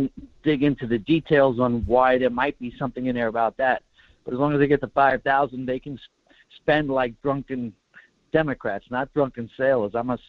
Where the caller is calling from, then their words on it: Kodiak, Alaska, United States; It's … from Kodiak.